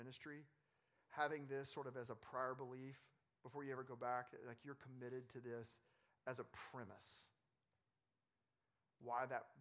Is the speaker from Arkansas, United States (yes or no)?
yes; Arkansas, United States; I'm from Arkansas